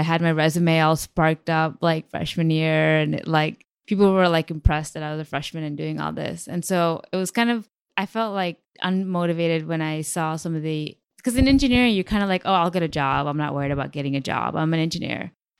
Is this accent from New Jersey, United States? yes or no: yes; New Jersey, United States; also born or lived in Connecticut / Chicago / India; I was born in Connecticut, moved to Chicago, and then I lived in India for 4 years, moved to New Jersey.